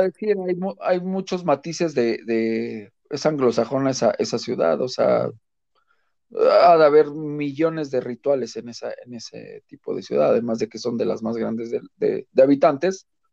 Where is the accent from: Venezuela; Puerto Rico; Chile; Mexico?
Mexico; como buen mexicano